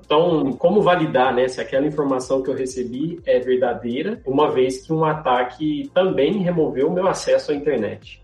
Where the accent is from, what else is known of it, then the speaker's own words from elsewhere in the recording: Franca, São Paulo, Brazil; moved away as an adult; Sou filho da cidade franca, terra do Magalu